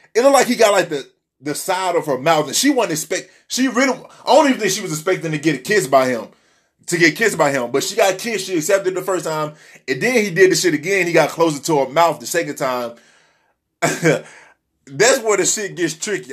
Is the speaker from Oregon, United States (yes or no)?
no; Memphis, Tennessee, United States; now in Miami, United States; I was raised in Tennessee, Memphis, Tennessee